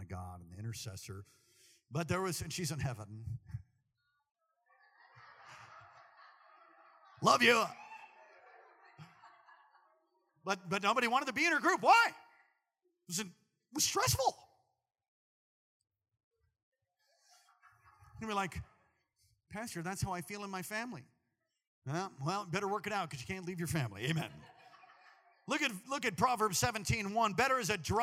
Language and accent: English; East Coast, United States; moved away; We're both from the East Coast